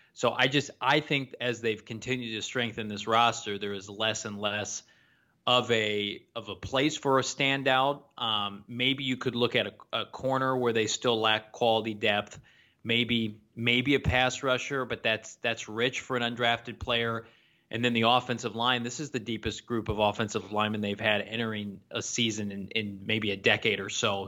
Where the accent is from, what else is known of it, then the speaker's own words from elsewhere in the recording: Illinois, United States; my home state of, of Illinois